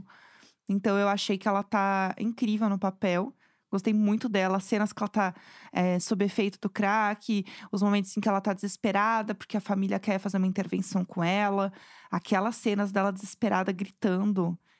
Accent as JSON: {"language": "Portuguese", "region": "São Paulo", "country": "Brazil", "said": "eu que sou de São Paulo"}